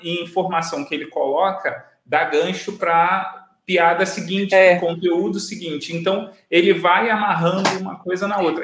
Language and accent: Portuguese; Rio de Janeiro, Brazil; eu sou de Bangu, e tem a fábrica Bangu